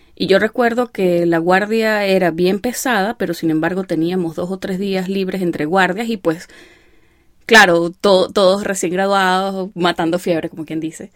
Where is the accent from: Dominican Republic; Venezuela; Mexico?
Venezuela; Venezuelan Andes; accent: gocho; la mitad de mi familia son gochos, así que yo sueno más gocha, pero la otra mitad son maracuchos